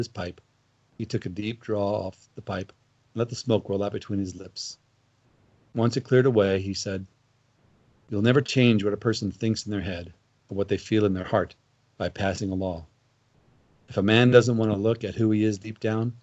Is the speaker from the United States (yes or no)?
yes; Missouri, United States; I grew up in Missouri in the 1970s